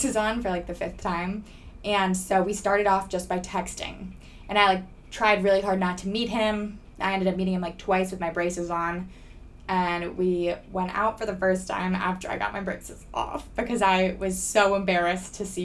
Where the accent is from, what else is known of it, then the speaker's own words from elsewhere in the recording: Northern Virginia, United States; I am from Northern Virginia, right outside of Washington, D.C.